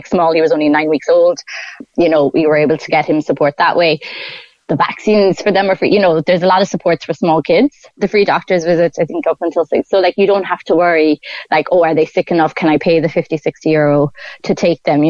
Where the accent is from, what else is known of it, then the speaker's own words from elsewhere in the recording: Ireland; moved away as an adult; also born or lived in Singapore; I am Irish.